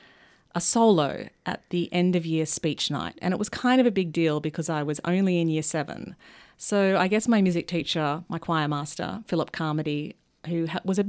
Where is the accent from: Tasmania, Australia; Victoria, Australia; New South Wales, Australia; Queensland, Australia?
Victoria, Australia; Melbourne; moved away; also born or lived in Sydney; I grew up in Melbourne.